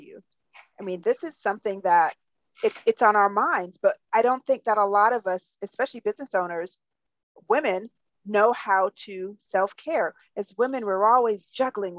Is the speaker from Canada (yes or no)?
no; Jamaica; I'm from Jamaica, so I too had that role model of watching my mom